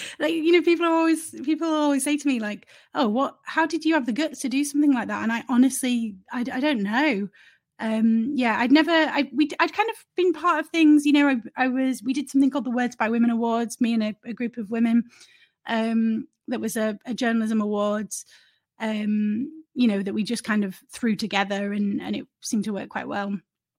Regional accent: Leeds, Yorkshire and the Humber, United Kingdom; now in London, United Kingdom; Yeah, so I'm from Leeds originally and grew up in Leeds and moved to London to work in journalism.

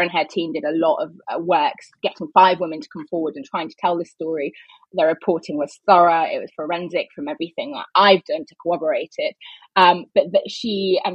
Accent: United Kingdom; being a British journalist working for an American news organization

